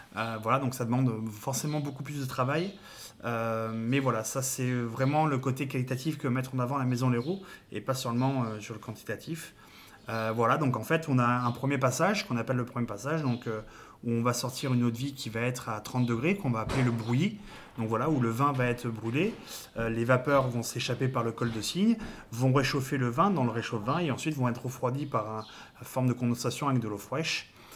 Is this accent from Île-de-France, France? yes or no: no; Cognac, Nouvelle-Aquitaine, France; chez nous à Cognac